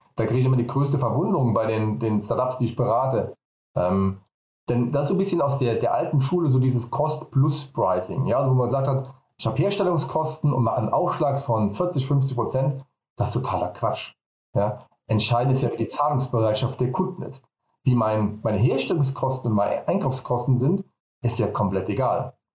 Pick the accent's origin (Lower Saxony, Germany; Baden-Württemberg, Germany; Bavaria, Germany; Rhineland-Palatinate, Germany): Rhineland-Palatinate, Germany; Vallendar; komme ich aus Fallen dabei Koblenz